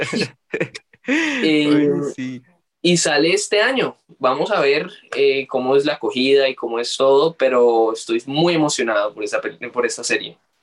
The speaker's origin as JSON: {"language": "Spanish", "country": "Colombia", "said": "yo siendo colombiano"}